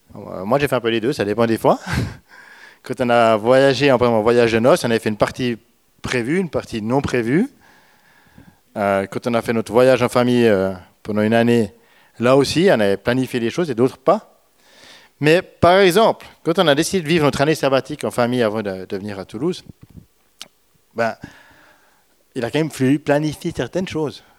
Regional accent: Switzerland; je suis suisse

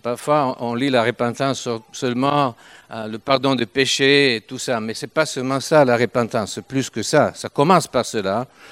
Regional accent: Turin, Piedmont, Italy; accent: Italian; French is a second language; nous sommes italiens, même si je parle français depuis quelque temps, mais je ne peux pas quitter mon accent italien.

